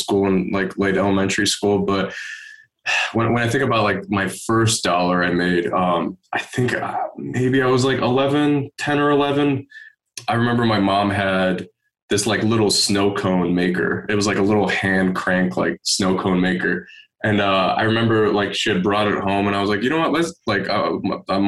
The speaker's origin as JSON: {"language": "English", "town": "Detroit", "region": "Michigan", "country": "United States", "tie": "born or raised there", "also_born_or_lived": "Asheville, North Carolina", "said": "I grew up in Detroit, Michigan, 7 Mile and Woodward over there. And then my parents like moved out when I was about like 9 or 10 to the suburbs of Detroit"}